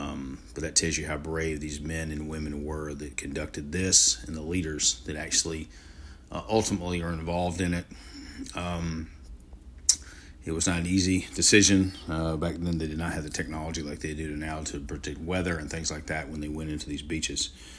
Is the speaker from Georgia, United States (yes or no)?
yes; Georgia, United States; moved away as an adult; now in Florida, United States; We have been moving from the state of Georgia, my home state, to the great state and the sunshine state of Florida